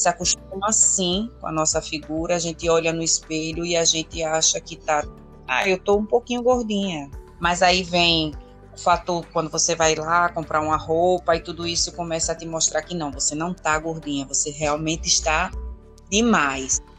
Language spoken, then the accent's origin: Portuguese; Alagoas, Brazil; sou alagoana